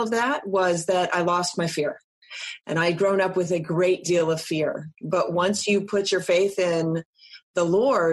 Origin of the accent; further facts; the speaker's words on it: East Coast, United States; I was born on the West Coast. I grew up on the East Coast.